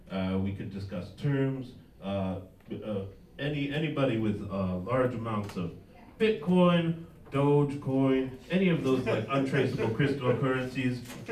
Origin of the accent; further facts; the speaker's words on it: Chile; Family, I'm from Chile originally. Family moved there from Germany before, so